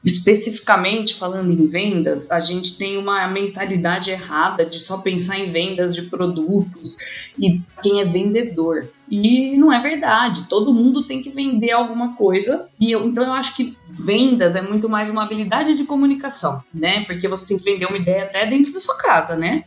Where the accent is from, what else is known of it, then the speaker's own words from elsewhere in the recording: Campinas, São Paulo, Brazil; moved away as an adult; now in Lavras, Brazil; Porque eu sou de Campinas